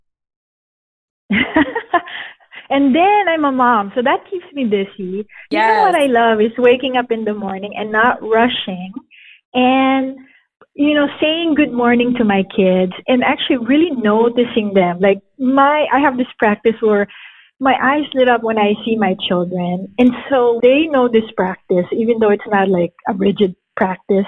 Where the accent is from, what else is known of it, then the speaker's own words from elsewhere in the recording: Philippines; moved away as an adult; now in United States; I was born and raised in the Philippines, and I have been in the States for about 17 years. I came here when I was 23 years old permanently.